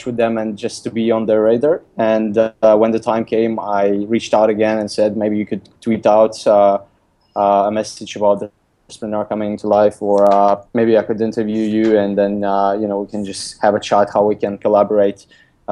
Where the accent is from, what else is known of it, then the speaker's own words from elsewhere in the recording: Lithuania; English is a second language; moved away as an adult; also born or lived in Denmark / London; I'm originally from Lithuania, in just like in a countryside. I grew up in a countryside in a small town.